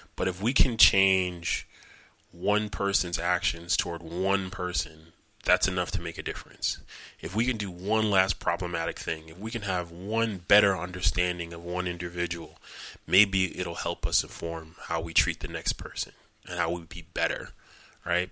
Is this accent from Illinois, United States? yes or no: no; New York, United States; I'm from New York